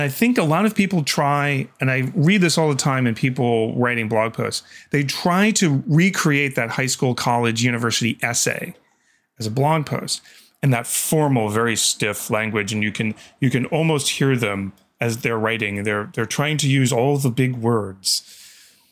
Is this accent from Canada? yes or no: yes; Canada; I'm Canadian